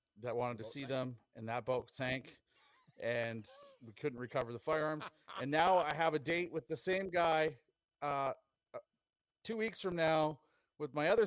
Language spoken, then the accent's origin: English; Hinton, Alberta, Canada; I grew up in Hinton